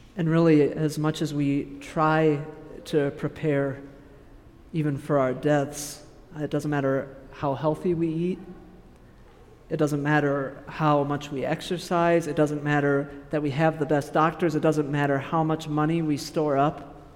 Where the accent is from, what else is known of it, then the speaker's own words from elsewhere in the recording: Kansas, United States; moved away as an adult; now in Wisconsin, United States; I'll go back to my home state, to Kansas.